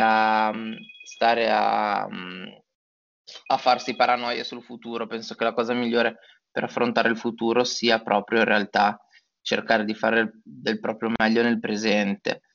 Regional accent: Genoa, Liguria, Italy; moved away as an adult; also born or lived in Turin; now in Milan, Italy; io sono genovese

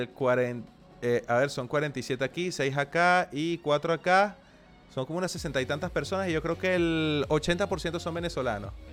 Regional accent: Argentina; Yo soy argentina, manguito.

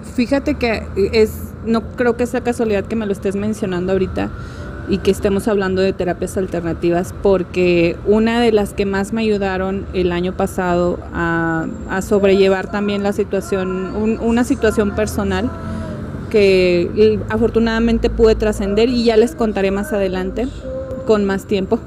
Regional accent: Mexico

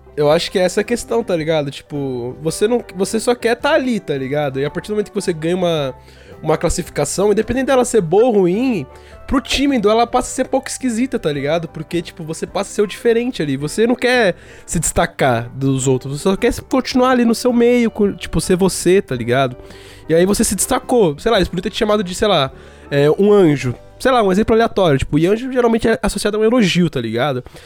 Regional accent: Brazil; a gente nunca saiu do Brasil

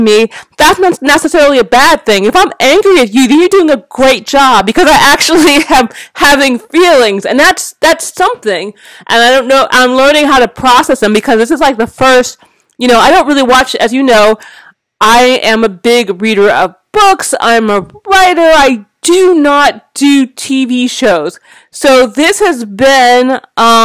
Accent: Los Angeles, California, United States; growing up in Black Los Angeles, it was just reminiscent of being Black

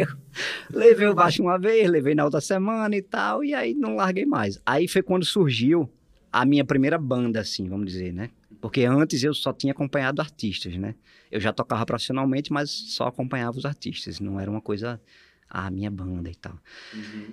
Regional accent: Olinda, Pernambuco, Brazil; nasci no Tricentenário, Olinda, pertinho do farol ali de Olinda. Nossa. E fui criado em Olinda também

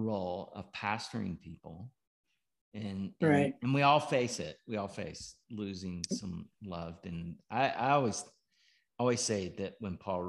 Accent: North Georgia, United States; I grew up in North Georgia

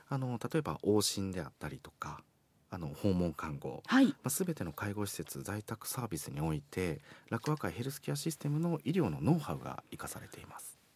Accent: Beppu, Oita, Japan; moved away; 私大分県の別府市出身なんですけれども

